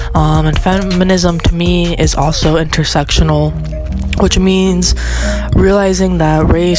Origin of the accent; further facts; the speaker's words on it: Orlando, Florida, United States; I am from Orlando, Florida. I'm 23 years old and I identify as a non-binary genderqueer woman.